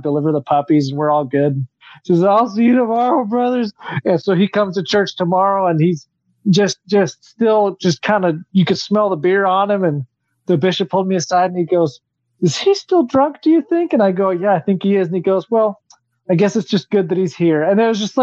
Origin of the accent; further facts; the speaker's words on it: Texas border, United States; I grew up on the Texas border